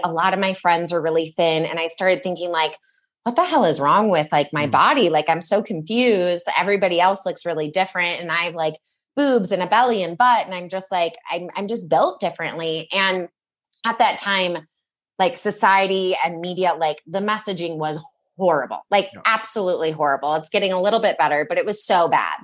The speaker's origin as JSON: {"language": "English", "region": "Michigan", "country": "United States", "tie": "born or raised there", "said": "I grew up in Michigan"}